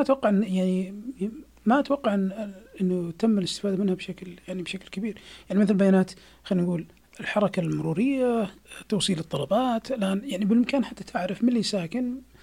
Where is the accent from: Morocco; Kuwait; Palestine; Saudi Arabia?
Saudi Arabia; عندنا في السعوديه